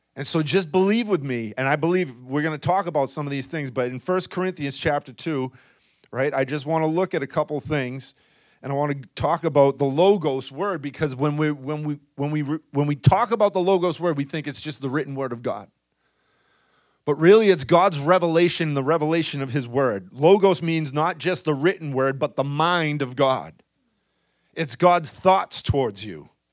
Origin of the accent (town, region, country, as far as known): Boston, Massachusetts, United States; accent: thick Boston